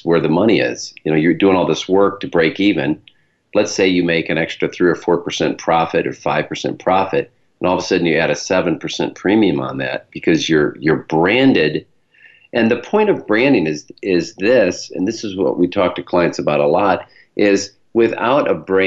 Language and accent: English; Michigan, United States; accent: Michigan; my Michigan accent